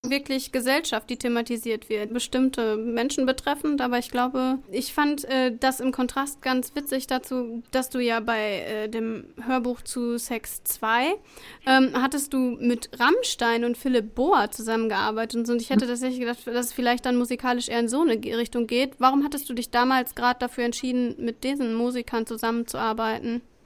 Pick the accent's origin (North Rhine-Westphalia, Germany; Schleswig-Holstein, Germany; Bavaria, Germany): North Rhine-Westphalia, Germany; Sauerland; in meinem Heimatort